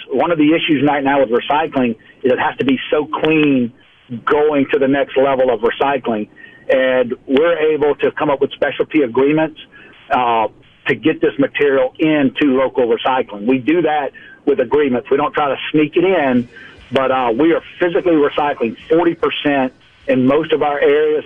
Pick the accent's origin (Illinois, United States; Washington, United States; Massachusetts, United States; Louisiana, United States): Louisiana, United States; South; moved away as an adult; also born or lived in central Mississippi; now in Mobile, United States; born, raised in the South, and, you know, water is just our family story, who we are. So I'm from South Louisiana